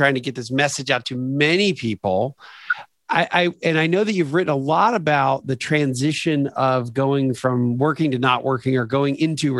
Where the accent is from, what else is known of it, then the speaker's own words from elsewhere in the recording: Lancaster, Pennsylvania, United States; moved away as an adult; now in Atlanta, United States; I've been in Atlanta for almost 25 years and I still don't say I'm from Atlanta. I still say I'm from kind of the Lancaster, PA, you know, Amish country in southeastern PA.